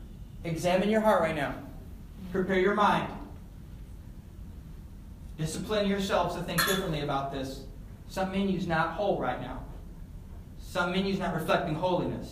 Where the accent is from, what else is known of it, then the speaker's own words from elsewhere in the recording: Elgin, Illinois, United States; moved away; I went back to my hometown of Elgin a few months ago, and I stopped into Spring Hill Mall, which was the spot when I was in middle school, high school.